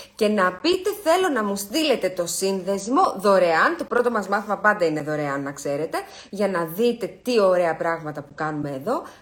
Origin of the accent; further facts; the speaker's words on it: Greece; εμείς που είμαστε Έλληνες